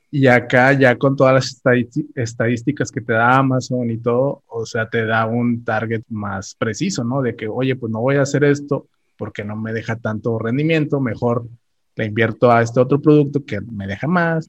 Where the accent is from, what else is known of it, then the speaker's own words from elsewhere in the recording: Ciudad Victoria, Tamaulipas, Mexico; soy originario de Ciudad Victoria, Tamaulipas